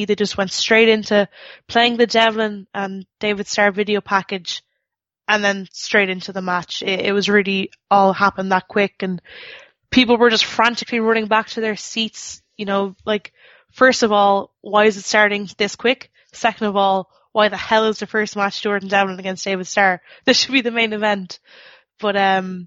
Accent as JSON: {"language": "English", "country": "Ireland", "said": "I'm Irish"}